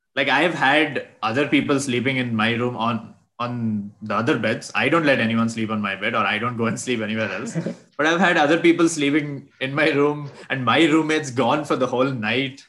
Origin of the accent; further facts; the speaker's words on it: Bangalore, Karnataka, India; moved away as an adult; I was from Bangalore